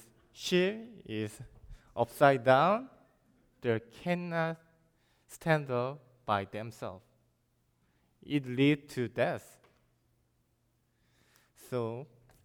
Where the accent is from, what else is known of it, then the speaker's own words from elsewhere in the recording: South Korea; English is a second language; moved away as an adult; also born or lived in China; I'm from South Korea